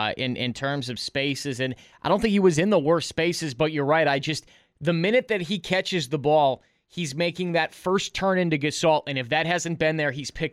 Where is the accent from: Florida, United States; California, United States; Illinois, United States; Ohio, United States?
Illinois, United States; Chicago; I'm from Chicago.